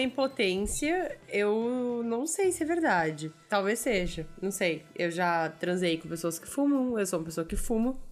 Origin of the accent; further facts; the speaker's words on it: Brazil; eu como brasileira que sabia quem era o Celso Portioli